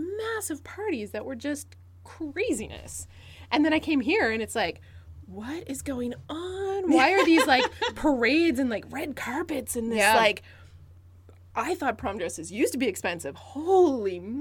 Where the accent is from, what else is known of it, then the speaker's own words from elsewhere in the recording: Cape Breton, Nova Scotia, Canada; now in Moncton, Canada; where I grew up in Cape Breton, prom in our community wasn't as big a show